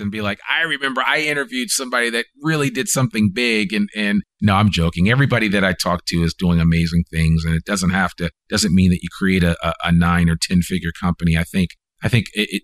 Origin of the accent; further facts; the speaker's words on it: Northeast, United States; now in Northwest Arkansas, United States; I'm from the Northeast